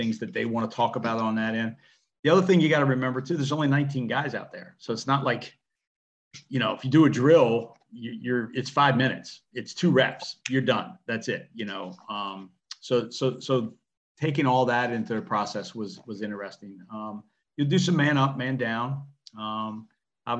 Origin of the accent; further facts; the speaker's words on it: Southern Maryland, United States; I was from Southern Maryland